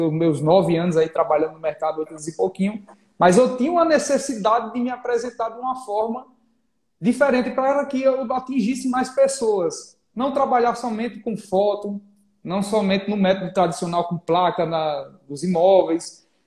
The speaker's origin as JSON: {"language": "Portuguese", "town": "Maceió", "region": "Alagoas", "country": "Brazil", "tie": "born there", "also_born_or_lived": "Pernambuco / Bahia", "moved": "yes", "said": "Sou cearense de coração, nasci em Maceió, morei em Pernambuco, morei na Bahia. Aí o sotaque misturou nesse Nordeste todinho"}